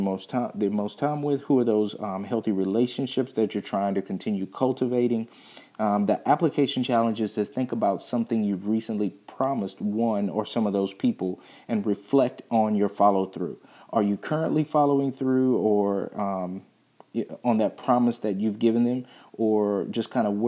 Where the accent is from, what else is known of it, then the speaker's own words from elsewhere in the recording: Virginia, United States; I'm not from Missouri, I'm from Virginia